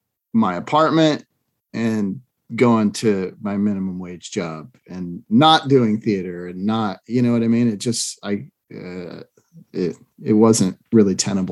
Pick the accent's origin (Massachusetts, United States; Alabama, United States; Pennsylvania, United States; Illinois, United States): Massachusetts, United States; now in Southern California, United States; growing up in Massachusetts